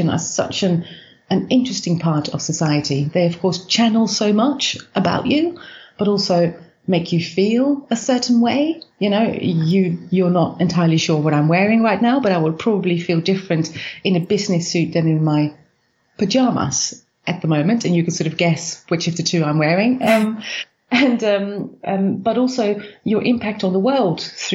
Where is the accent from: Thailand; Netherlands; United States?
Netherlands; I was born in the Netherlands